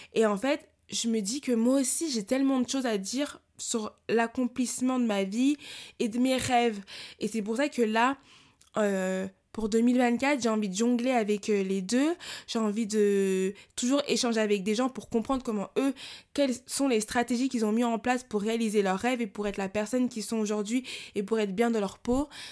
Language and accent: French; France; j'ai grandi en France